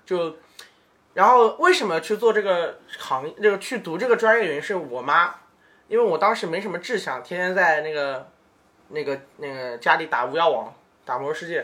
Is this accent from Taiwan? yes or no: no; Ningbo, Zhejiang, China; moved away as an adult; now in Shanghai, China; 我是个宁波人